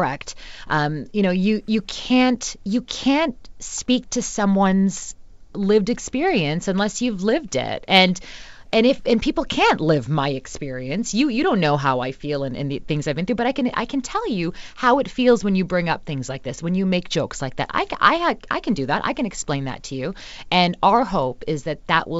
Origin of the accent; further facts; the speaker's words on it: Mississauga, Ontario, Canada; I grew up in Mississauga. That's now very multicultural. It's a suburb of Toronto.